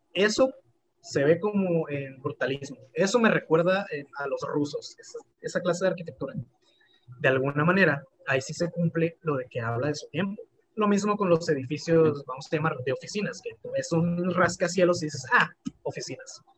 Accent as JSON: {"language": "Spanish", "town": "Tlalmanalco", "region": "State of Mexico", "country": "Mexico", "said": "de Tlalmanalco"}